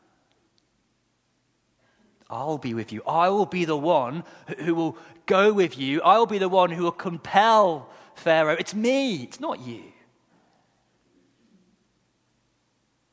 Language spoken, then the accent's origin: English; Guernsey; moved away; I was born in Guernsey, not Jersey.